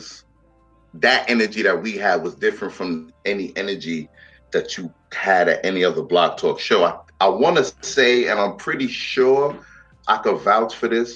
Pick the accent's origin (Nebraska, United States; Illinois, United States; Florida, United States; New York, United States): New York, United States; New York City; me growing up in the Bronx